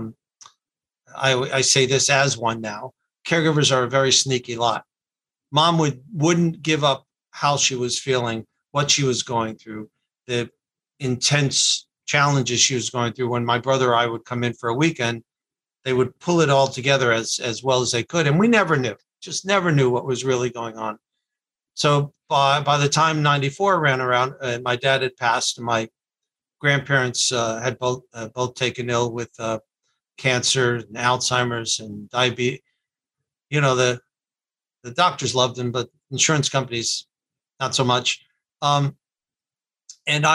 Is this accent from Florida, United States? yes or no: yes; North Miami Beach, Florida, United States; moved away as an adult; also born or lived in Atlanta; I'm from South Florida, born and raised in North Miami Beach. I'm born in Miami Beach, raised in North Miami Beach.